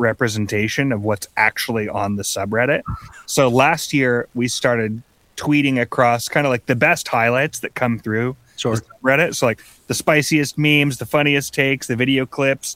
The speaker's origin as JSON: {"language": "English", "town": "La Selva Beach", "region": "California", "country": "United States", "tie": "born or raised there", "said": "I grew up in La Selva Beach"}